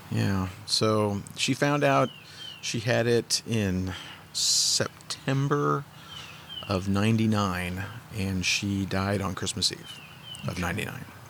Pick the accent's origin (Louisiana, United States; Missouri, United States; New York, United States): Missouri, United States; St. Louis; also born or lived in Park Hills, Missouri / Fredericktown, Missouri; I was born in St. Louis, lived in St. Louis up until I was about ten. Moved to Park Hills, and then ended up in Fredericktown. I graduated from high school in Fredericktown